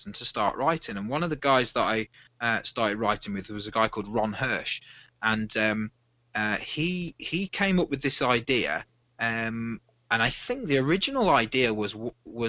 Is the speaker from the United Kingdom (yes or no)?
yes; Midlands, United Kingdom; now in Wales, United Kingdom; I'm originally from the Midlands area of the UK